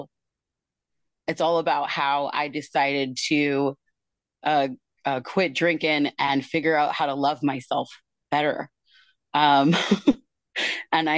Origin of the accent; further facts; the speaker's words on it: Tacoma, Washington, United States; I am from Tacoma, Washington